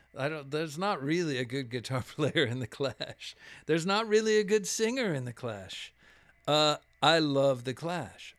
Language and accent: English; Laredo, Texas, United States; now in Austin, United States; I grew up in Laredo